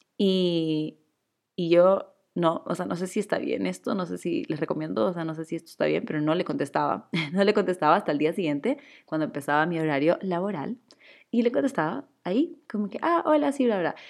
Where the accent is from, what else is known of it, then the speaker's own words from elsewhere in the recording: Chile; now in Ecuador; yo soy chilena, pero vivo en Ecuador